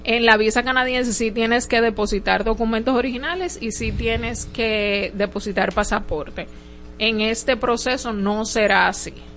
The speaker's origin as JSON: {"language": "Spanish", "country": "Dominican Republic", "said": "nosotros como dominicanos"}